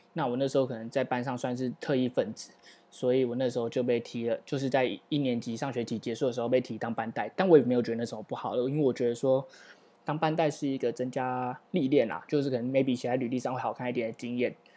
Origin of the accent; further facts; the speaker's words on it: Taiwan; 作为一个土生土长的台湾人